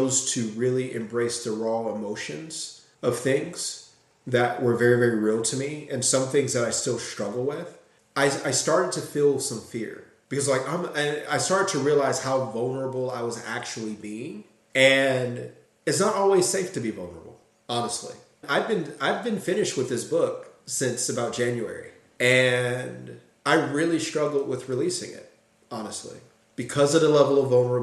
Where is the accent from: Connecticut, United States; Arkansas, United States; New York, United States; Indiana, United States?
Indiana, United States; Gary; growing up in Gary